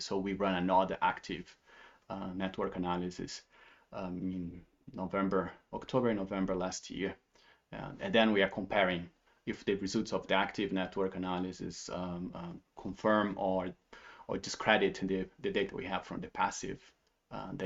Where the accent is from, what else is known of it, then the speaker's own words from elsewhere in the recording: Brazil; moved away as an adult; now in Basel, Switzerland; I'm from Brazil. I'm um, based in Switzerland for 13 years, and but I and I worked in 11 other countries um, through my career as well. But Switzerland is the longest place I have been, uh, not counting Brazil, where I grew up.